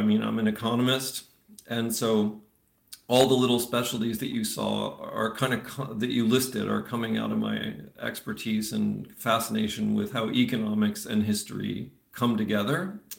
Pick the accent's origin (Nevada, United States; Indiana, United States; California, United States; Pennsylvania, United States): Pennsylvania, United States; Eastern; first language English; moved away as an adult; also born or lived in Florida; now in Netherlands; I grew up in Pennsylvania. I was born in Florida. Okay. And then in Eastern Pennsylvania is where I called home for a long time.